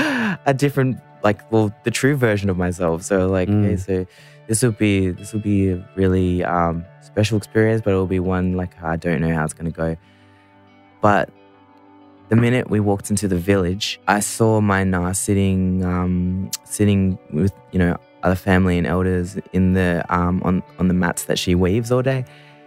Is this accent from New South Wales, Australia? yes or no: yes; Central Coast, New South Wales, Australia; also born or lived in Suva, Fiji / Melbourne / Sydney; but I was born in Fiji, in Suva. And then we moved to Australia, and then I grew up on the Central Coast for a bit, and then in Melbourne, and then in Sydney.